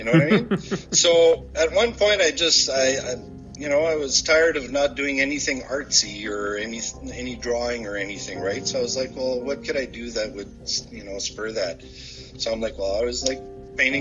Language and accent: English; Sturgeon Falls, Ontario, Canada; I'm from Sturgeon Falls. Grew up in Sturgeon Falls